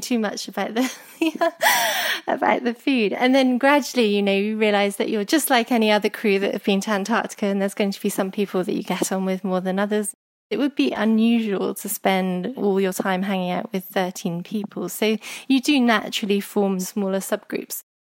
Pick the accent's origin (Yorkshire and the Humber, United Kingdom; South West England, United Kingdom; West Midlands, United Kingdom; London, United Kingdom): West Midlands, United Kingdom; Herefordshire; Growing up in Herefordshire